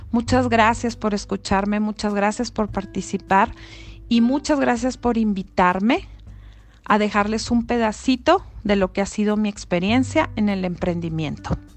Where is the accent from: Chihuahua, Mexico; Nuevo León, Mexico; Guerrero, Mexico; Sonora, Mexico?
Chihuahua, Mexico; soy de Chihuahua, Chihuahua, norteña de corazón